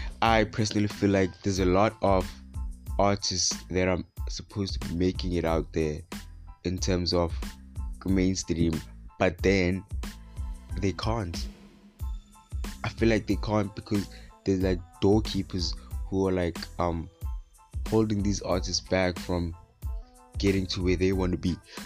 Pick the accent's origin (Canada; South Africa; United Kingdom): South Africa; Western Cape; I'm from Gwalanga, part of IMK.